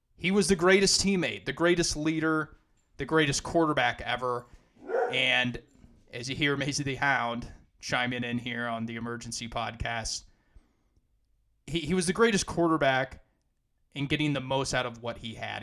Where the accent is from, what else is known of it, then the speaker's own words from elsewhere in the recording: St. Louis, Missouri, United States; my hometown Rams